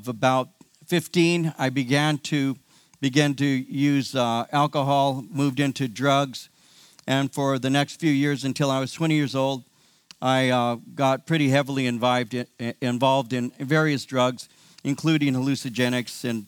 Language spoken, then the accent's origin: English; California, United States; I'm one of the few who were born in California and raised in California.